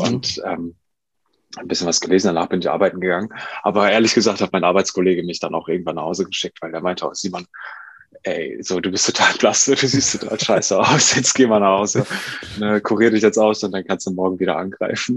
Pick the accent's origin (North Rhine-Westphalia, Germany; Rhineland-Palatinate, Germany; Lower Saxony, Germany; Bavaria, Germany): North Rhine-Westphalia, Germany; Duisburg; moved away as an adult; also born or lived in Lübeck; ich komme ja aus Duisburg und äh, wollte dann aber auch nach dem Abi hier weg